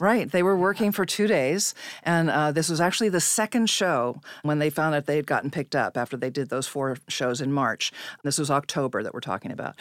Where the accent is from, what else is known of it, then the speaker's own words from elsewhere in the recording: Salinas, California, United States; I was born in Salinas, California